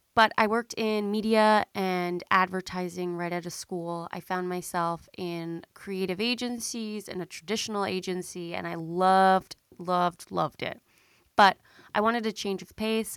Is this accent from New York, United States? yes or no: yes; Long Island, New York, United States; also born or lived in Boston / Manhattan; I am a Long Island girly, okay? I grew up on Long Island